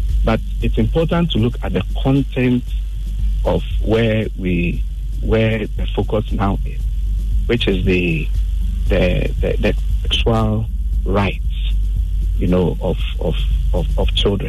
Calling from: North Legon, Greater Accra, Ghana; I'm calling from North Lagos.

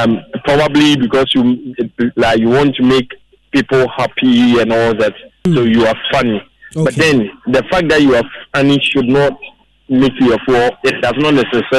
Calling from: Emena, Ashanti, Ghana; from Emena.

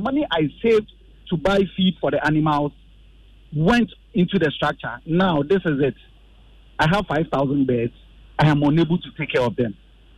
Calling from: Kasawa, Ghana; calling from Kasawa.

